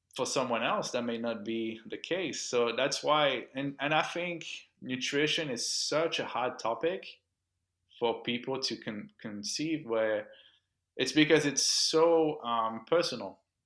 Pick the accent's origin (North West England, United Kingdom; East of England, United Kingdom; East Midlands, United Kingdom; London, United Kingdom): London, United Kingdom; accent: Franglish; also born or lived in Miami; now in Orlando, United States; born and raised in, in the U K, uh, London